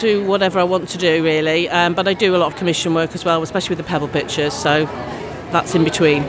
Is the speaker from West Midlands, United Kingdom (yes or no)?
yes; North Shropshire, West Midlands, United Kingdom; I'm from North Shropshire, in the country, quite rural.